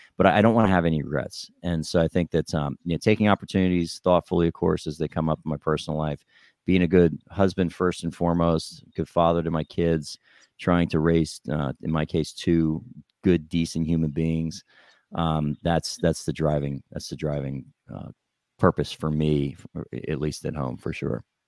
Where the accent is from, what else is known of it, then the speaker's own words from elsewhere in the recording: New Jersey, United States; I grew up in New Jersey